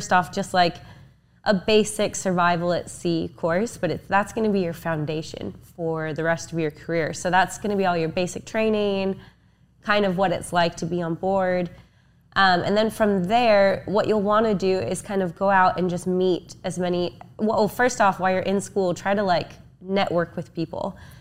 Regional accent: Oregon, United States; also born or lived in Fort Lauderdale; I'm from Oregon

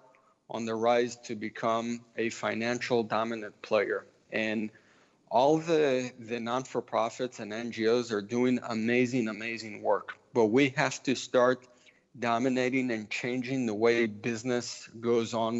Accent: Israel; also born or lived in Memphis, Tennessee; So my family is from Memphis, Tennessee. I grew up in Israel

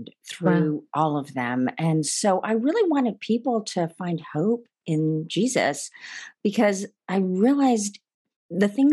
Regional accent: India; I was born in India to Christian parents

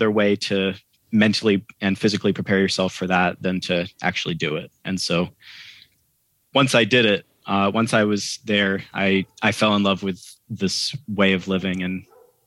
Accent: Maine, United States; I'm from Maine

